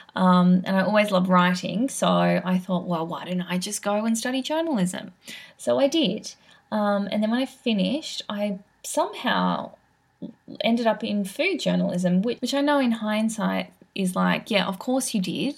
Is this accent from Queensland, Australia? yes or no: no; Sydney, New South Wales, Australia; I grew up in Sydney